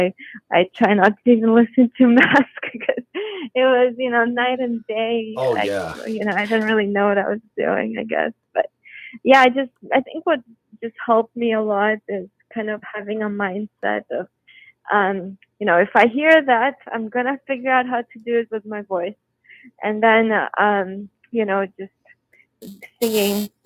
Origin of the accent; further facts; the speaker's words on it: Moscow, Russia; moved away; also born or lived in Houston, Texas, United States / New York, United States / Los Angeles, United States; I grew up in Moscow, and then we moved to Houston, Texas, and I went to performing arts high school.